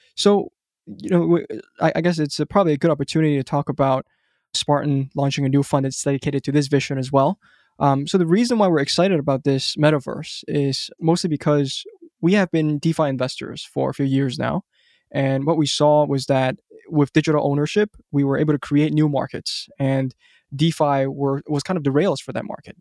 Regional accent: Hong Kong; moved away as an adult; also born or lived in United States; I grew up in Hong Kong

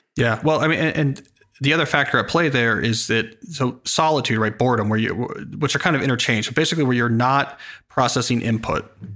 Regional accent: Princeton, New Jersey, United States; I grew up near Princeton, New Jersey

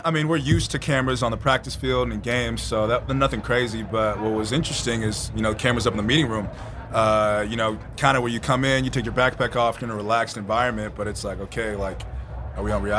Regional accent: Orange County, California, United States; moved away as an adult; now in Zionsville, United States; I'm from Orange County.

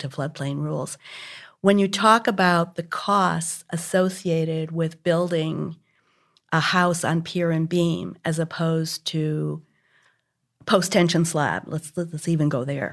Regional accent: Hartford, Connecticut, United States; now in Houston, United States; when I was about eleven, and growing up in Hartford, Connecticut, outside of Hartford

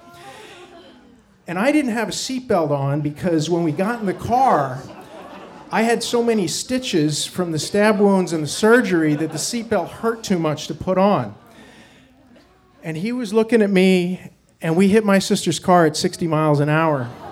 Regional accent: Wyoming, United States; we grew up in Wyoming and we have this camping thing.

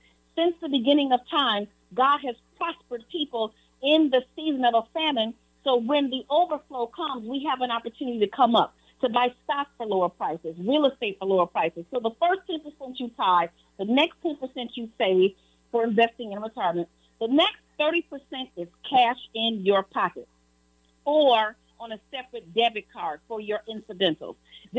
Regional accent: Chicago, Illinois, United States; I was born and raised in Chicago.

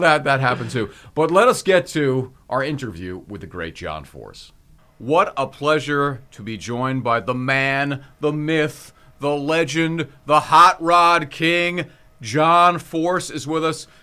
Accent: Hawaii, United States; I'm from Hawaii

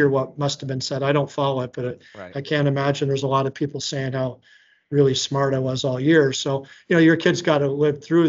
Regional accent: Atlanta, Georgia, United States; moved away; also born or lived in Boston area / Minnesota; I grew up in Atlanta

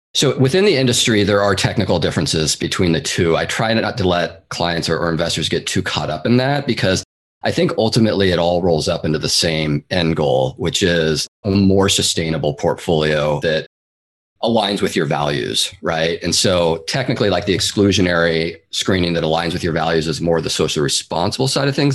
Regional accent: Seattle, Washington, United States; moved away as an adult; now in San Francisco Bay Area, United States; I'm originally from the Pacific Northwest. I grew up in the east side of Seattle, actually. And then I moved down to the Bay Area in 2004, where I've been ever since and still am today

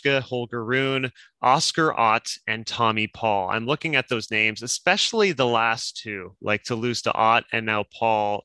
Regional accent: Canada

